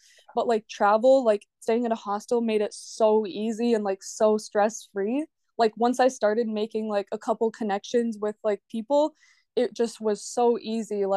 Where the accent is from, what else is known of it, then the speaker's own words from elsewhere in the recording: Belarus; now in Minnesota, United States; I'm actually from Eastern Europe. I'm from Belarus.